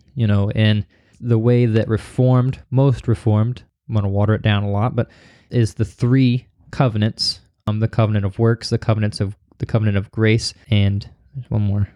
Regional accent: Missouri, United States; I'm from Missouri

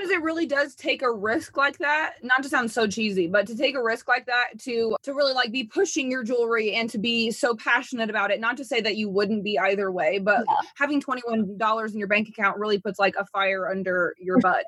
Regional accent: Indiana, United States; moved away; I'm from Indiana. It's a very conservative place.

